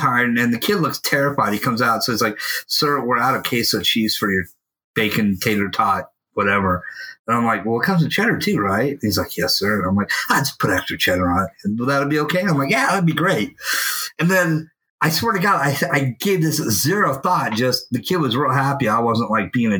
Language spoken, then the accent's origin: English; Oroville, California, United States; my hometown, in a small town, Oroville, California